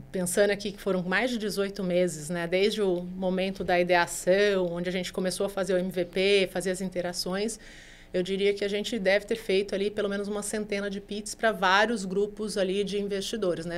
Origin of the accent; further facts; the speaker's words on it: Brazil; a gente é o país mais ansioso do mundo